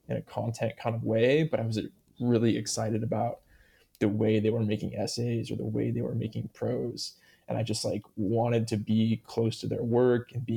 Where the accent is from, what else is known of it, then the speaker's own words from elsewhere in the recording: Iowa, United States; moved away as an adult; also born or lived in Oregon; now in Corvallis, United States; growing up in Iowa